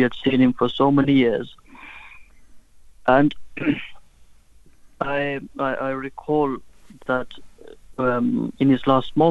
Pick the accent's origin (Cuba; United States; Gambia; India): Gambia; moved away; when I was growing up, I was born in West Africa, in the Gambia.